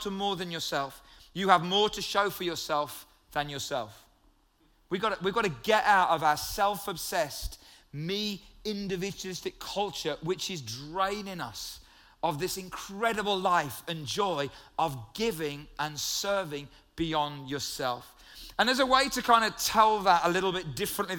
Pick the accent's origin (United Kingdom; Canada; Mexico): United Kingdom